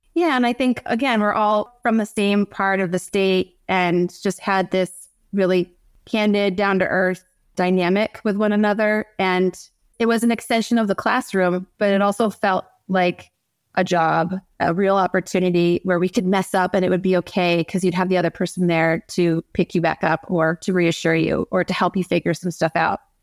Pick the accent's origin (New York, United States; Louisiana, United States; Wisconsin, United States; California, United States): New York, United States; North Country, upstate; we're both from the North Country, the real upstate, excuse me, Lisa, um, the real upstate, the North Country